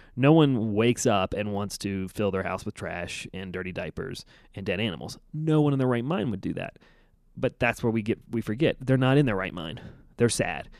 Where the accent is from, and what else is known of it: United States